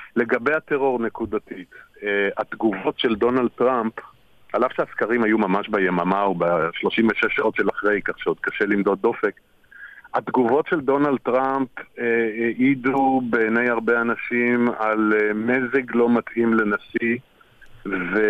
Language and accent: Hebrew; Israel; שלנו כישראלים